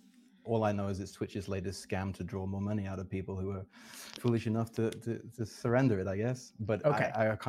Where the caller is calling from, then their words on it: London, United Kingdom; I'm currently in London, UK.